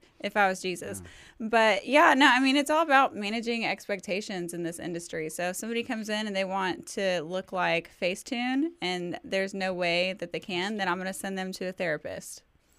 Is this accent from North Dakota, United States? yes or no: no; Fort Worth, Texas, United States; You guys know I'm from Fort Worth